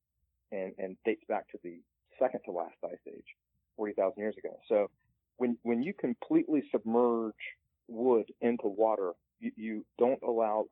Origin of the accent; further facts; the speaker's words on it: the South, United States; I'm from the South, and one of the sayings that we have in the South in the Appalachian Mountains